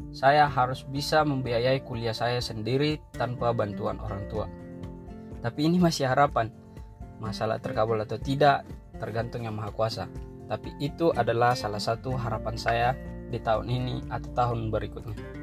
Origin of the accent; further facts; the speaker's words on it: Tarutung, North Sumatra, Indonesia; Saya berasal dari Tarutung